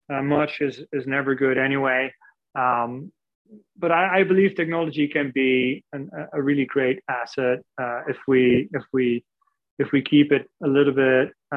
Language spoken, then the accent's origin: English; Netherlands; moved away; I'm originally from the Netherlands